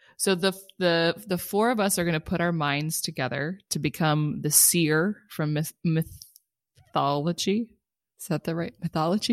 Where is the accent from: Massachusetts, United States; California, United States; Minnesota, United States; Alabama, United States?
California, United States; Culver City; growing up in California, there was no other family in California